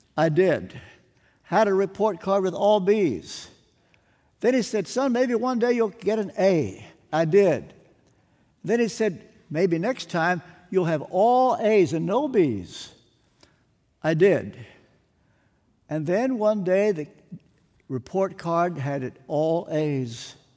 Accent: Kentucky, United States; I'm from Kentucky

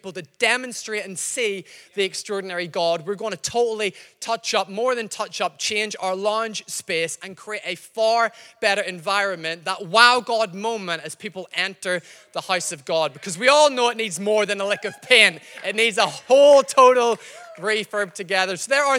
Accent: Northern Ireland, United Kingdom; accent: mixed, slightly Scottish; I'm not from Glasgow. I know I sound slightly Scottish. My accent's mixed up. I've been here a while. I'm from Northern Ireland.

